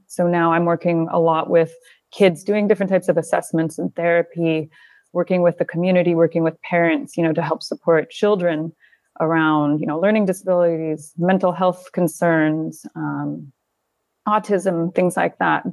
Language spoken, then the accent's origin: English; near Calgary, Alberta, Canada; moved away as an adult; also born or lived in South Carolina / Northern Italy / United Kingdom / Kuwait; now in Doha, Qatar; I grew up in Canada, um, near Calgary, Alberta. until I was about twenty-one